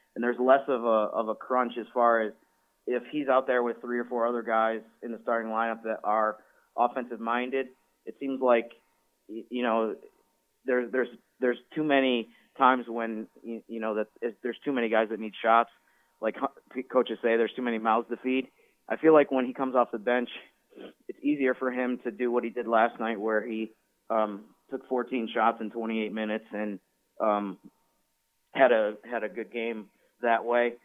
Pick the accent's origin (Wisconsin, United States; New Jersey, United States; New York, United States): New York, United States; Syracuse; moved away; I'm from the Syracuse, New York area.